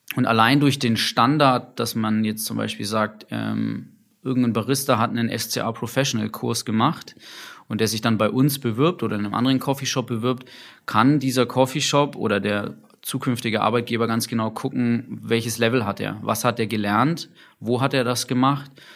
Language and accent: German; Nuremberg, Bavaria, Germany; ich komme aus Nürnberg